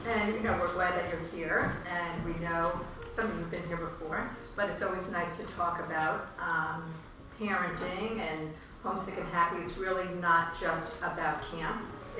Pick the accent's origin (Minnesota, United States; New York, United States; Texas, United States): New York, United States; Wantagh; also born or lived in New City, New York / River Vale, New Jersey; now in Demarest, United States; I'm …, and I'm originally from Wantagh, Long Island. And now we're here in Demarest. We lived in New City for a while. We started in River Vale, New Jersey, so we've been around.